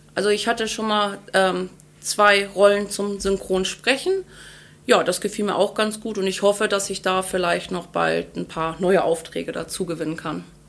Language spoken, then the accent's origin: German; Ahrensburg, Schleswig-Holstein, Germany; also born or lived in Henstedt-Ulzburg / Hamburg; Ursprünglich aus Ahrensburg, geboren in Henstedt-Ulzburg am 25.04.1988